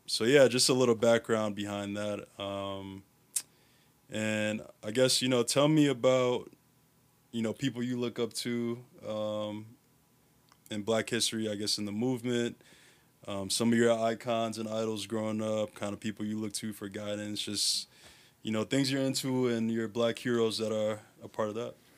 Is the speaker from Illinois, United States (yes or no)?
yes; Chicago, Illinois, United States; I grew up in Uptown